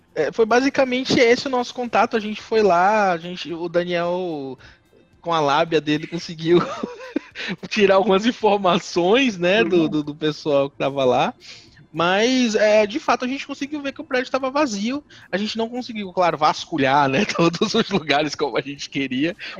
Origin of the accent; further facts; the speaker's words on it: Salvador, Bahia, Brazil; also born or lived in interior of São Paulo state; eu sou de Salvador, minha vida inteira eu morei em Salvador